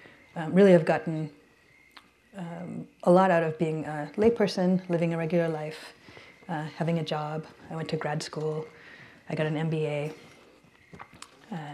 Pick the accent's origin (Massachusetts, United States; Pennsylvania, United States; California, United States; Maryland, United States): Maryland, United States; Baltimore; moved away as an adult; also born or lived in Sri Lanka; now in San Francisco, United States; I was born and raised on the East Coast